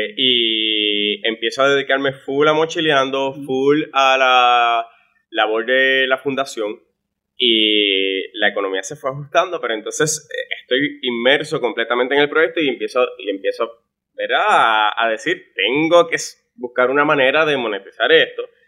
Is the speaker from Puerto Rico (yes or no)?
yes; Florida, Puerto Rico; yo soy natural del municipio de Florida, un municipio muy conocido en Puerto Rico